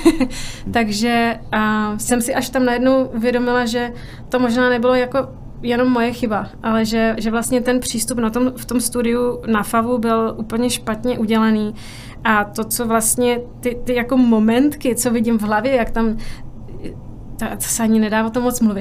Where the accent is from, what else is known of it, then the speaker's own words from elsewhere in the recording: Mikulov, South Moravian Region, Czechia; moved away as an adult; also born or lived in Brno, Czech Republic; now in New York, United States; v mém rodném městě Mikulově